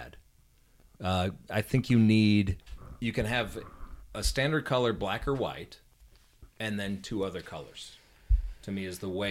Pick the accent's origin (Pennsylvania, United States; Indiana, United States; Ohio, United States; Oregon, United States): Indiana, United States; Northwest; I grew up in Northwest Indiana, a bunch of IU fans.